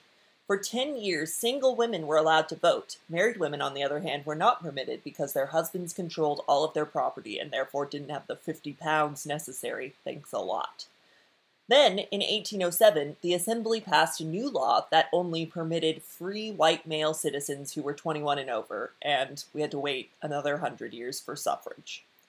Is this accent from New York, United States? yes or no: yes; New York, United States; As a New Yorker